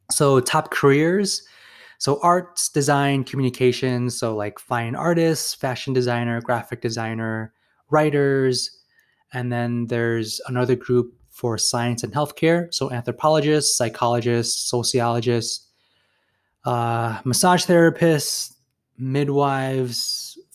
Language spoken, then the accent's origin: English; Chicago, Illinois, United States; I came from Chicago, and in Chicago you do see some dentists, but they're not that prevalent.